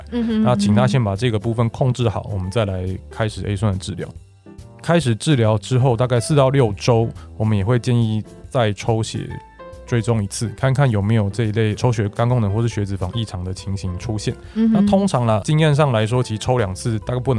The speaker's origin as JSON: {"language": "Chinese", "country": "Taiwan", "said": "那其实一般来说，我们台湾人不一定要吃到这么高的剂量。"}